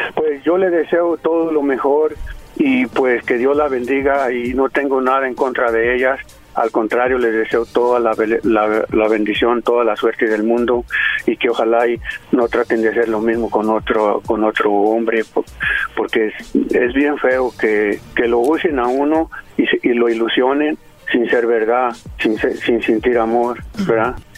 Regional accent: Jalisco, Mexico; Yo soy de Jalisco.

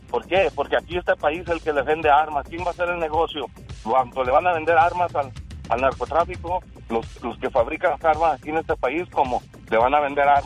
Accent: Mexico; now in United States; lo escuchamos todo el pueblo que nos vinimos de México

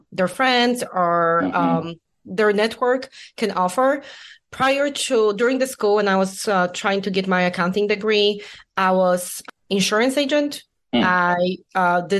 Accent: Poland; English is a second language; moved away as an adult; also born or lived in Illinois; I was born and raised in Poland

